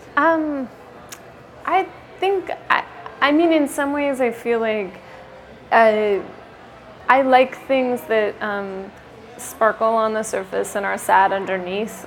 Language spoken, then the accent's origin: English; Sacramento, California, United States; I'm from Sacramento